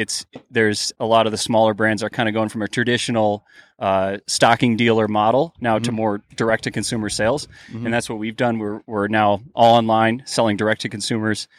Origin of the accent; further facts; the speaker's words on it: Detroit, Michigan, United States; moved away as an adult; also born or lived in Boulder, Colorado; now in Denver, United States; Grew up in Detroit area, Michigan.